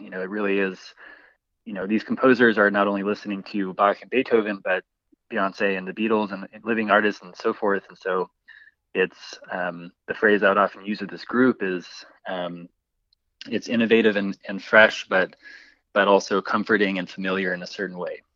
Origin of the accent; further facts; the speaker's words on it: Boise, Idaho, United States; I'm from Boise, I grew up here